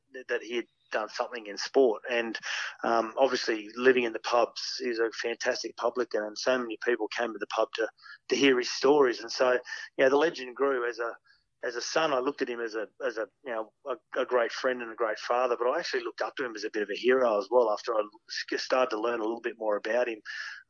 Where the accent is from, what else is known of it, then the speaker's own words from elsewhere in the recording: Queensland, Australia; also born or lived in Camperdown, New South Wales; I was born in Camperdown, actually. Even though I spent most of my life in Queensland, obviously, with mum and dad being at the Rabbits, I was born in 1971